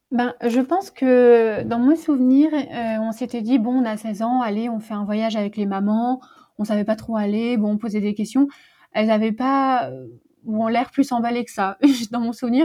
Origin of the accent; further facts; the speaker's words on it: Paris, Île-de-France, France; j'habite à Paris. Euh, d'ailleurs, je suis née à Paris, donc une vraie Parisienne.